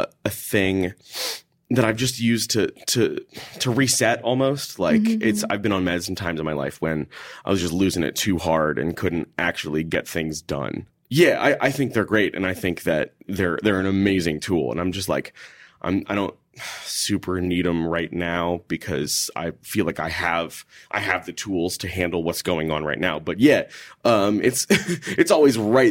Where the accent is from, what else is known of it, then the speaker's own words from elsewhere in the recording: Houston, Texas, United States; moved away; also born or lived in Minneapolis; I grew up in Houston, Texas